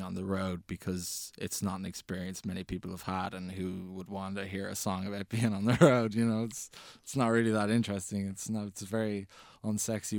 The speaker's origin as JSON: {"language": "English", "country": "Ireland", "said": "as Irish teenagers"}